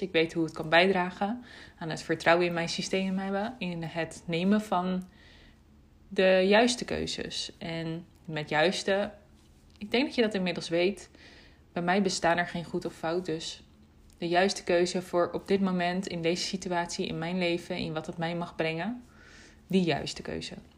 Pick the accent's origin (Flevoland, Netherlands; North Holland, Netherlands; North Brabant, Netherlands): Flevoland, Netherlands; Almere; hier bij ons in Almere. In de buurt van waar mijn ouders wonen, waar ik ben opgegroeid